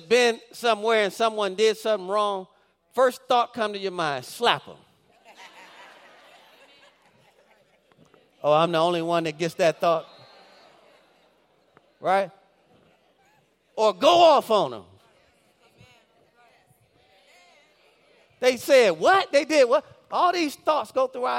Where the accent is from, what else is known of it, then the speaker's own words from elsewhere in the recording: Detroit, Michigan, United States; If you're from the Detroit area, we grew up on Dexter and Davis